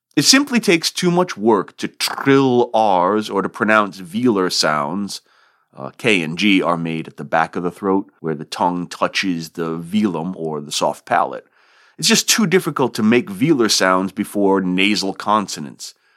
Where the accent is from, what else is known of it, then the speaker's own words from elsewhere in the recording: Rhode Island, United States; accent: non-rhotic R-dropping; moved away; I'm originally from Rhode Island and that region features a non rhotic R dropping dialect